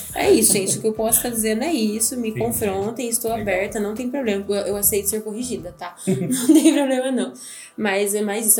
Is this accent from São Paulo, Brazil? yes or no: yes; Campinas, São Paulo, Brazil; Nós somos de Campinas